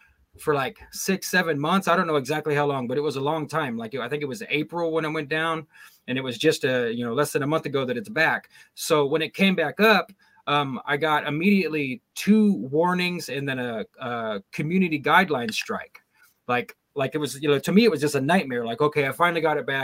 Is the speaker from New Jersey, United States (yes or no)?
no; Sacramento Valley, California, United States; moved away; I was raised in the Sacramento Valley, but we moved out of there a long, long time ago.